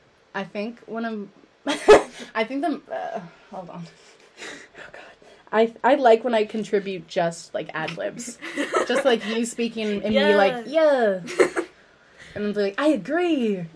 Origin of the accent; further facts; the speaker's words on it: United Kingdom; And then playing it back, I thought, I was like, OMG, I'm British. That's how I actually talked.